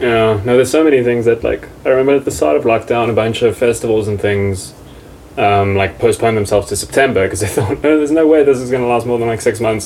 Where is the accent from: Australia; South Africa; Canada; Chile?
South Africa; Bloemfontein, Free State; I'm from Bloemfontein